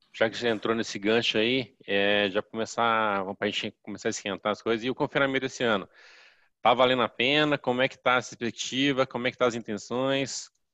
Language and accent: Portuguese; Juiz de Fora, Minas Gerais, Brazil; eu sou, sou de Juiz de Fora